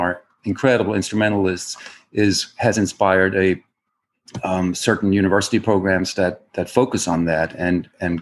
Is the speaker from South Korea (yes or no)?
no; Germany; accent: German; English is a second language; moved away as an adult; now in United States; where I was born in Germany